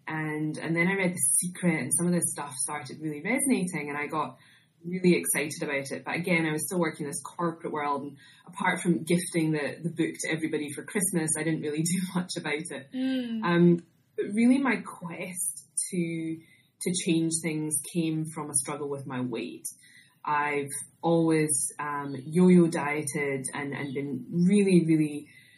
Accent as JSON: {"language": "English", "region": "Scotland", "country": "United Kingdom", "also_born_or_lived": "Bermuda / Australia", "moved": "as an adult", "said": "I'm originally from Scotland, if you can't tell from my accent"}